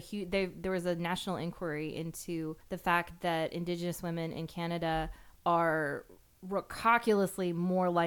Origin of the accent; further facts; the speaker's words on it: United States; as an American